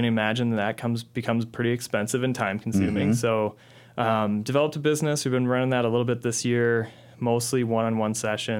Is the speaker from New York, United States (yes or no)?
no; Michigan, United States; moved away as an adult; also born or lived in Las Vegas; now in Minnesota, United States; And then it was pretty much going back to Michigan, back to my hometown during the recession. I moved back home